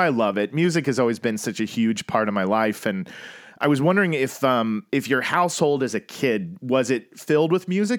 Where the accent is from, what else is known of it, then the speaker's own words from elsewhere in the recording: Tulsa, Oklahoma, United States; now in Los Angeles, United States; I grew up in Tulsa, Oklahoma.